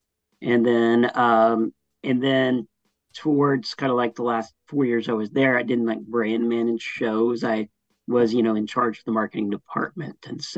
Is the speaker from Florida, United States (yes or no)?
no; Dallas, Texas, United States; And I am from Dallas-Fort Worth.